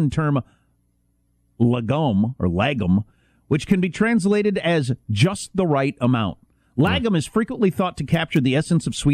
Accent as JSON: {"language": "English", "region": "South Dakota", "country": "United States", "said": "You know, I come from I come from the Midwest and uh, South Dakota originally, which is populated by all those people you're just mentioning."}